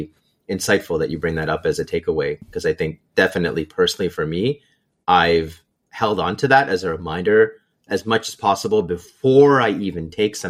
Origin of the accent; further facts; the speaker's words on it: Canada; moved away as an adult; also born or lived in Waterloo; now in Seattle, United States; I'm still Canadian. I still have a network. Canada's still home.